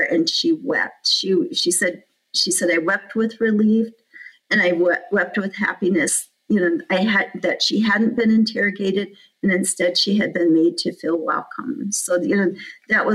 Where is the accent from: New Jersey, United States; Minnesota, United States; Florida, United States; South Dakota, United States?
South Dakota, United States; Rosebud; moved away; I'm the park superintendent here, but I'm from Rosebud